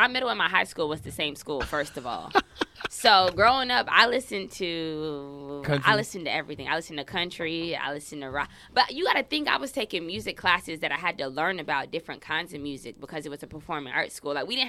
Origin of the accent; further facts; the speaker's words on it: Bradenton, Florida, United States; I'm from Bradenton.